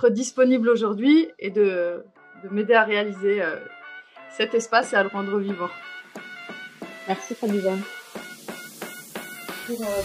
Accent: Algeria; born there; moved away; also born or lived in Switzerland / France; Euh, je suis née en Algérie. Je suis partie au moment de la guerre civile et j'ai beaucoup bougé. J'ai vécu un temps en Suisse, un temps en France.

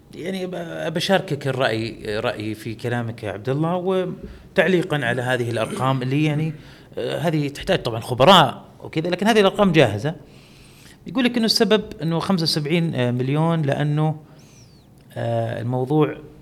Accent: Saudi Arabia; عندنا في السعوديه

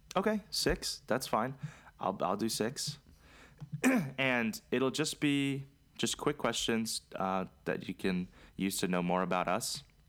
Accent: Maryland, United States; also born or lived in Charlotte; we're from Maryland

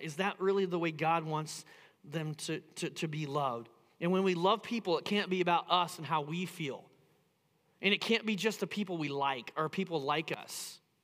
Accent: Indiana, United States; now in Phoenix, United States; I grew up in the Midwest. I grew up in Indiana

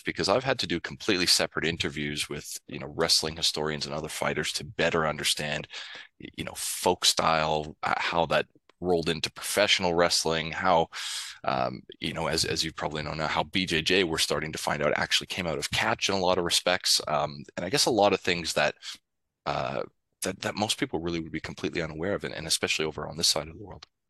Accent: Canada; now in Sydney, Australia; as a Canadian

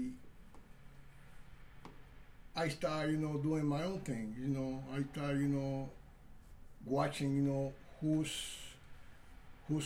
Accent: Santiago de Cuba, Cuba; moved away; also born or lived in Wisconsin; I'm from Santiago, Cuba.

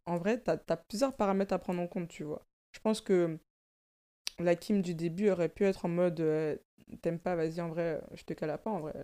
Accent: France; also born or lived in Africa; Je suis née en Afrique, j'ai grandi en banlieue

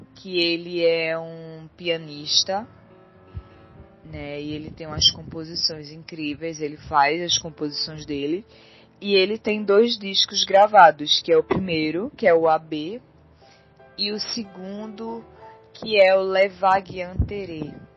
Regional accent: Recife, Pernambuco, Brazil; eu sou de Recife, Pernambuco

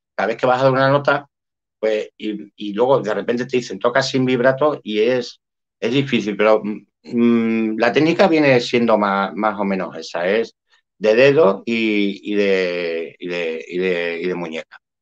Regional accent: Spain

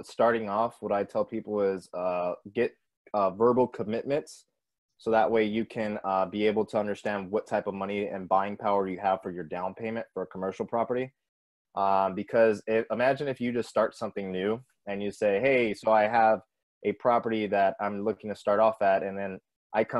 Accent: San Antonio, Texas, United States; I'm from San Antonio

